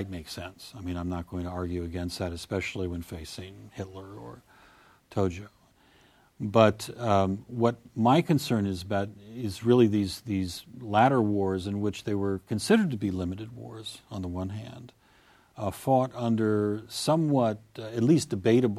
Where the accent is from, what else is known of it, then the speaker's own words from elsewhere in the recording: United States; I'm an American